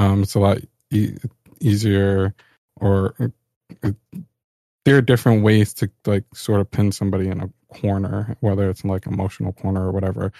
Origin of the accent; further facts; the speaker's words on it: New York, United States; I'm a New Yorker